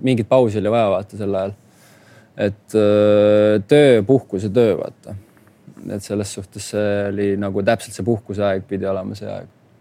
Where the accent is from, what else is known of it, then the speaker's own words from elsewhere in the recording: Tallinn, Harju County, Estonia; now in Pesaro, Italy; küsis, kust sa pärit oled. siis ma ütlesin Tallinnast.